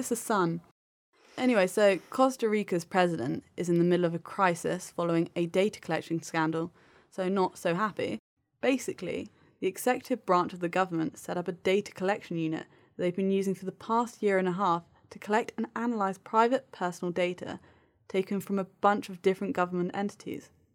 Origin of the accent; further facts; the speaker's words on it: United Kingdom; I, as a Brit